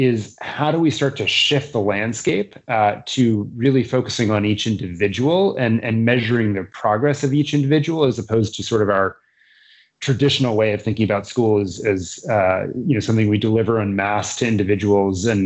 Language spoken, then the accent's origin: English; Massachusetts, United States; my home state, Massachusetts